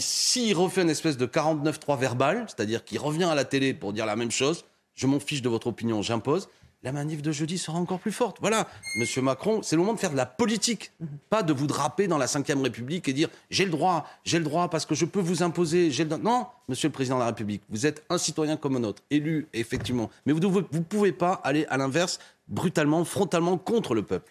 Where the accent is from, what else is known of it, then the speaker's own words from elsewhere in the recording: Béziers, Occitania, France; moved away; also born or lived in Seine-Saint-Denis; c'est ma ville natale, Béziers